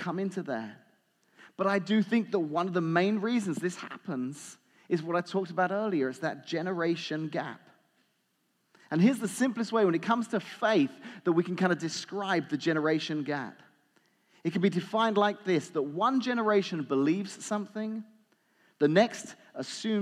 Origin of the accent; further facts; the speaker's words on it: England, United Kingdom; moved away; I grew up watching in England